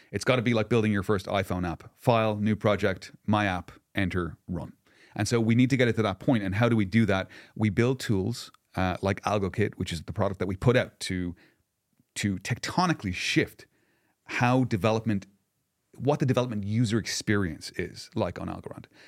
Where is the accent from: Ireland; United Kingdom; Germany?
Ireland; I'm Irish